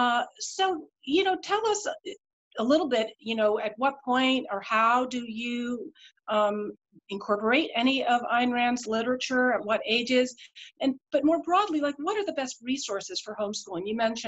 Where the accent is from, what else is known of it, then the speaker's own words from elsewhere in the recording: India; born there; moved away; My parents, I was born in India. I was new to town